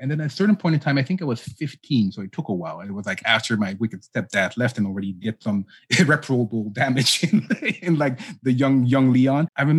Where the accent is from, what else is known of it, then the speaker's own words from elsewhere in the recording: Amsterdam, North Holland, Netherlands; born there; I mean, I was born in 81 in Holland.